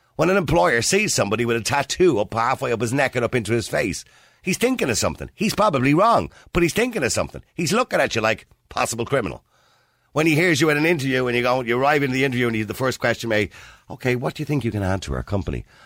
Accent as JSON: {"language": "English", "town": "Dublin", "region": "Leinster", "country": "Ireland", "accent": "Dublin", "said": "I'm from Dublin."}